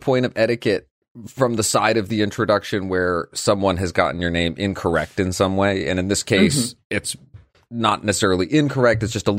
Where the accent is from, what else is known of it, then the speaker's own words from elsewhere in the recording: Brazil; English is a second language; Plus, the podcast has been an amazing resource for improving my English. I'm from Brazil